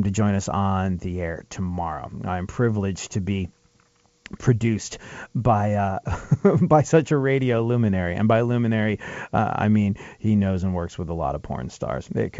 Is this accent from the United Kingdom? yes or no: yes; England, United Kingdom; moved away; growing up in England, which I did